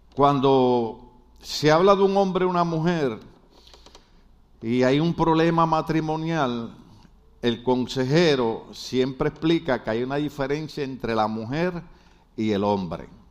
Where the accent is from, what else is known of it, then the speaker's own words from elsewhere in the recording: Puerto Rico; now in United States; nosotros los puertorriqueños somos gente buena